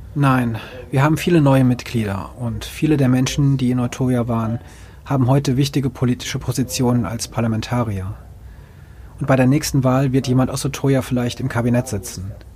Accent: Finnmark, Norway; in Finnmark, wo ich herkomme, eine sehr niedrige Kriminalitätsrate.

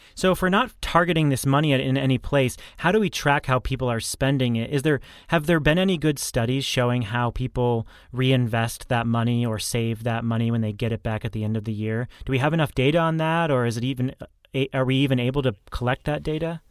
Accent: New Hampshire, United States; I grew up in New Hampshire

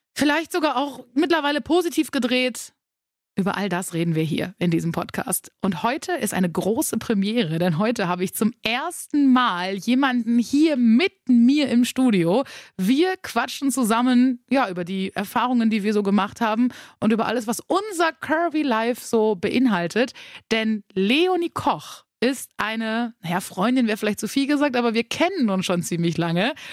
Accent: Münsterland, North Rhine-Westphalia, Germany; Wir kommen ja beide aus dem Münsterland

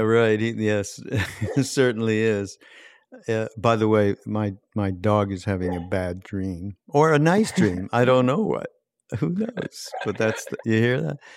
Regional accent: Montreal, Quebec, Canada; I grew up in Montreal

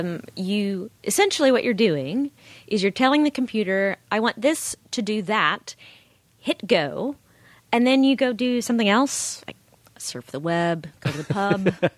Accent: Nashville, Tennessee, United States; moved away as an adult; also born or lived in Chicago; I grew up in Nashville, Tennessee.

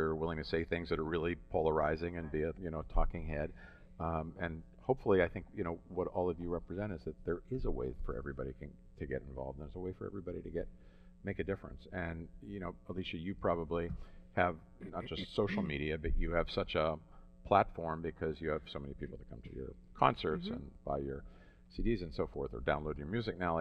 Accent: Pittsburgh, Pennsylvania, United States; we were born and raised in Pittsburgh

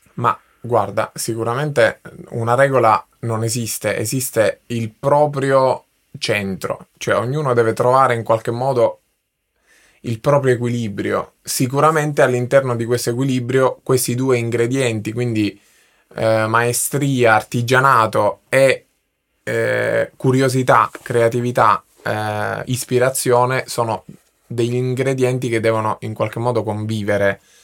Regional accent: Sicily, Italy; now in Milan, Italy; nella mia terra, nella, nella mia Sicilia

